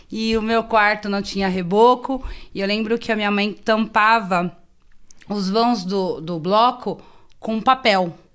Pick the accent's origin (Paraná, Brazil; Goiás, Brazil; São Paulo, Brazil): São Paulo, Brazil; eu sou da Zona Sul, né? É, e em 88, os meus pais vieram para o Guarapiranga.